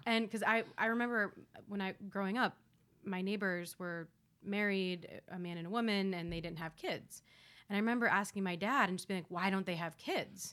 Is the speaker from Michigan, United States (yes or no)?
no; Columbus, Ohio, United States; now in New York City, United States; I come home to you know this very white Jewish suburb in Columbus, Ohio